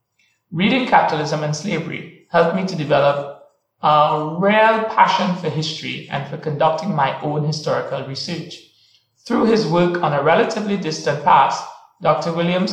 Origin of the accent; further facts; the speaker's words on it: Trinidad & Tobago; moved away as an adult; now in Oxford, United Kingdom; I am from Trinidad and Tobago in the Caribbean, and I've been based in Oxford for the past 2 years.